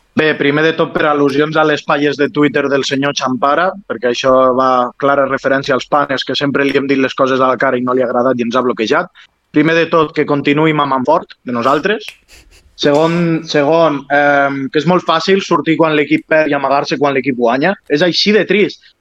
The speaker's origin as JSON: {"language": "Catalan", "town": "Lleida", "region": "Catalonia", "country": "Spain"}